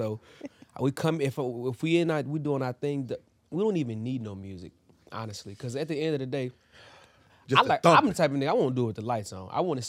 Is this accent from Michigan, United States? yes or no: yes; Michigan, United States; I'm from Michigan, man. What do you mean? I'm from the hood.